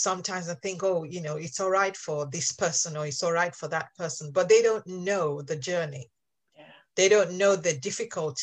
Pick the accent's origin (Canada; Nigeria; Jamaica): Nigeria; moved away as an adult; now in England, United Kingdom; I actually grew up, my first 18 years were spent in Nigeria